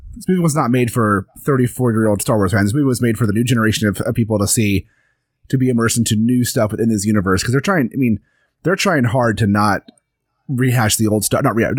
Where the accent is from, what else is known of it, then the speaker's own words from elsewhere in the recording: Louisiana, United States; I'm down from Louisiana.